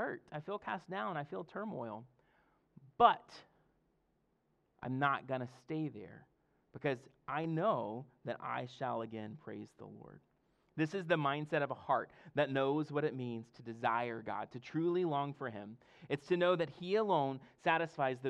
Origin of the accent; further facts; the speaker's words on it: Mississippi, United States; now in Fredericksburg, United States; I'm from Mississippi, and our ocean's the Gulf of Mexico